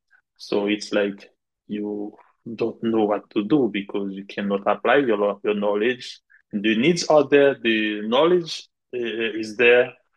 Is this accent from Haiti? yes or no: yes; Gonaïves, Artibonite, Haiti; moved away; I am from Gonaive.